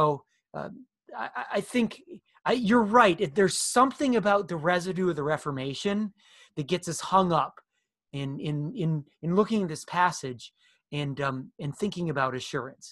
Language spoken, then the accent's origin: English; United States; as American Protestants